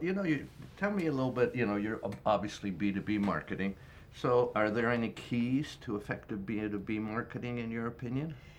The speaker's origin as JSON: {"language": "English", "town": "Toronto", "region": "Ontario", "country": "Canada", "tie": "born or raised there", "said": "My hometown, Toronto"}